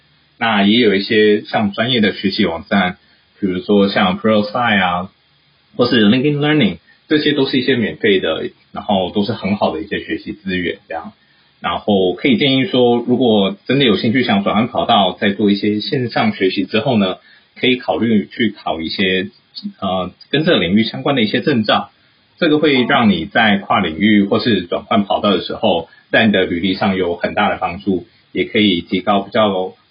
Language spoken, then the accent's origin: Chinese; United States; born there; 我自己因为是在美国出生，所以啊、呃，我毕业之后呢，先是在台湾工作了一年，然后服了兵役才出来。